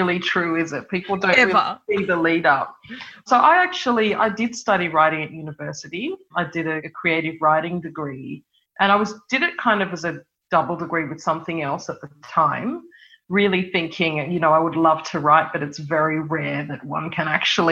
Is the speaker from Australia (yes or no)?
yes; Sydney, New South Wales, Australia; I grew up in Sydney in the Hills District in a suburb called Kellyville